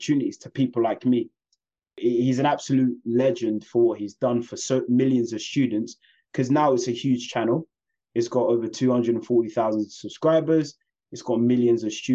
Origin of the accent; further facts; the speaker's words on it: London, United Kingdom; I was born and raised in West London.